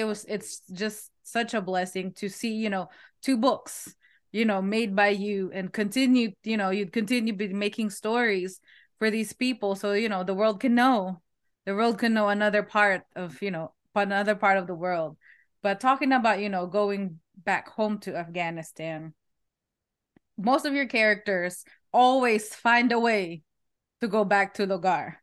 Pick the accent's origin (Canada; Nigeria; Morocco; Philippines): Philippines; now in United States; I'm Filipino